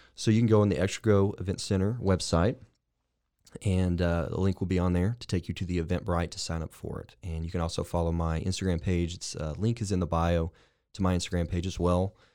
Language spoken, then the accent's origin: English; Lorena, Texas, United States; moved away; also born or lived in Waco, Texas; I am indeed a Waco native. I'm from the, uh, huge metropolis of Lorena, Texas